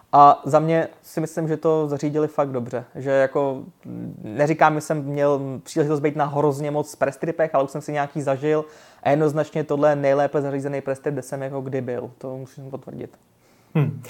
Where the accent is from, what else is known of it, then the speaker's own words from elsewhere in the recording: Czechia; jsem z České republiky